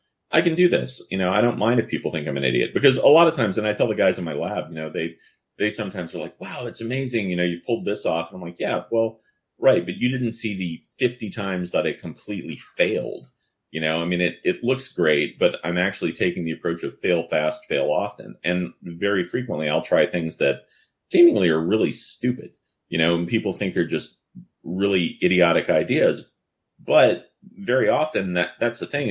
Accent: New Orleans, Louisiana, United States; I grew up in New Orleans

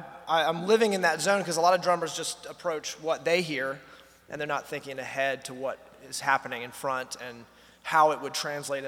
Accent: North Carolina, United States; Yeah, from North Carolina, and I studied music in school in Boone, North Carolina.

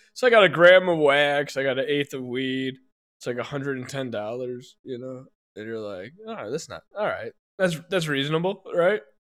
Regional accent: Hoffman Estates, Illinois, United States; I was born in Hoffman Estates Hospital

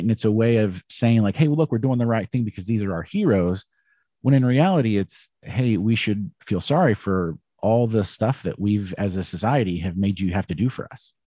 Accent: United States; I'm an American

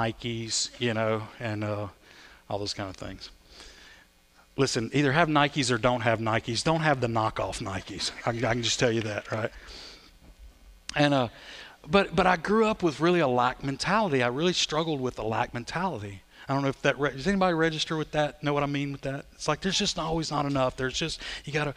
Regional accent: Sulphur, United States; also born or lived in Belize; I'm from Sulphur

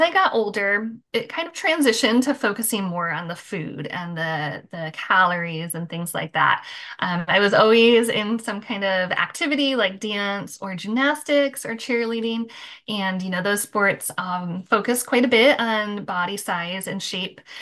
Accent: Michigan, United States; now in Florida, United States; I live in Florida now. I grew up in Michigan

